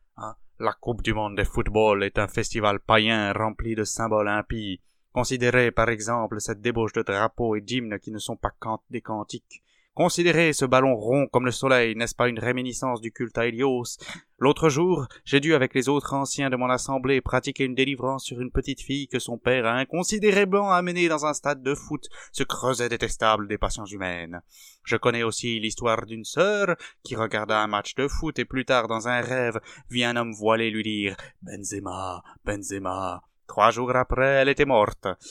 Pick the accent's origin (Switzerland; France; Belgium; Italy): France; nous sommes français avant d'être chrétiens